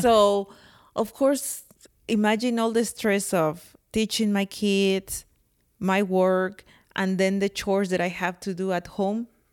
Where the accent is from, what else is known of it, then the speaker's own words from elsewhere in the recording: Mexico; accent: very thick accent; English is a second language; moved away as an adult; now in United States; at school in Mexico, I have English, uh, class